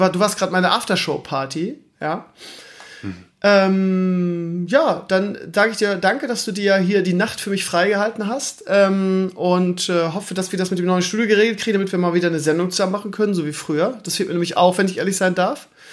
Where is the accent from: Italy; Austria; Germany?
Germany; Lauenbrück, Lower Saxony; moved away; also born or lived in Hamburg area / Schleswig-Holstein; meine alte Heimat, das heißt Laumbrück, Schleswig-Rotenburg